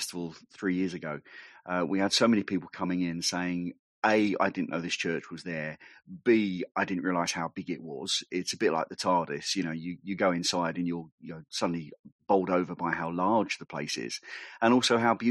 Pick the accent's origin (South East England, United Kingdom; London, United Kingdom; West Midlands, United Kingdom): London, United Kingdom; Barking; moved away as an adult; now in St Albans, United Kingdom; I grew up in East London, in Barking